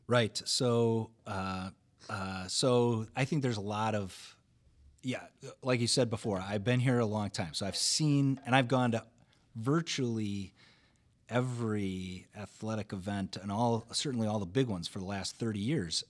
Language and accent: English; Wauwatosa, Wisconsin, United States; I grew up in Wauwatosa